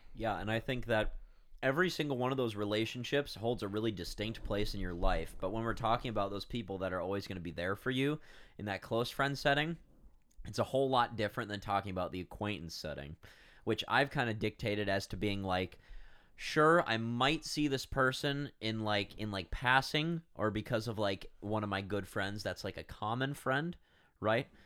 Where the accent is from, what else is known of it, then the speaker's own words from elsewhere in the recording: United States; accent: American; our, I don't wanna say ugly, but ugly American accent